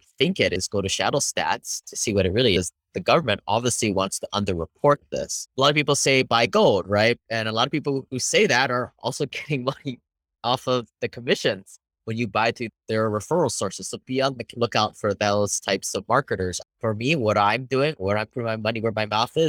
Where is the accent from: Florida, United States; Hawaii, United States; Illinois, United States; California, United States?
Hawaii, United States; moved away; I grew up in Hawaii, became an engineer